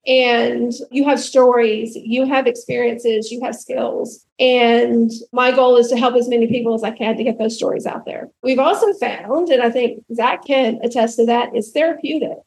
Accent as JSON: {"language": "English", "region": "rural Alabama", "country": "United States", "tie": "born or raised there", "said": "I grew up in the South, in rural Alabama"}